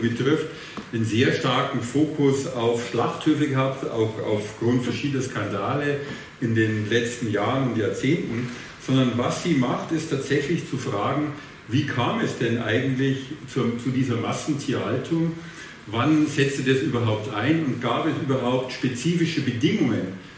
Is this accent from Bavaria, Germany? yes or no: yes; Bavaria, Germany; accent: Bavarian; ich habe einen sehr starken bayerischen Akzent und ich komme aus dem ländlichen Bereich